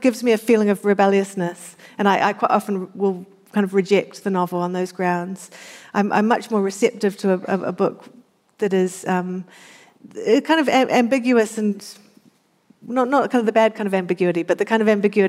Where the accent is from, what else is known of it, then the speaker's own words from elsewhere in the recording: New Zealand; I always found growing up in New Zealand